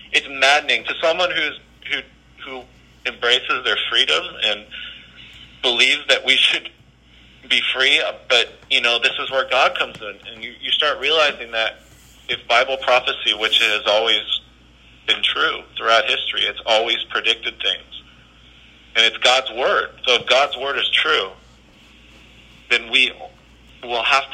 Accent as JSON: {"language": "English", "town": "Berkeley", "region": "California", "country": "United States", "tie": "born or raised there", "said": "I'm talking about my hometown"}